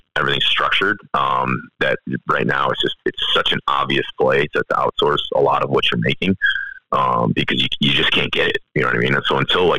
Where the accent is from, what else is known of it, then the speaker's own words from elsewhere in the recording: United States; I'm as American as they come